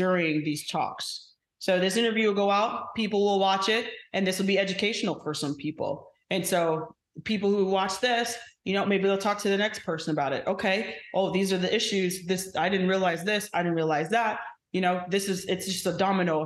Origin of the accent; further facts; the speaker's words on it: Phoenix, Arizona, United States; moved away; back in my hometown